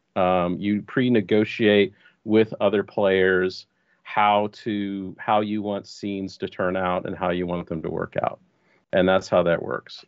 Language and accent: English; Texas, United States; I was born and raised in Texas, and I'm coming to you live from Austin, Texas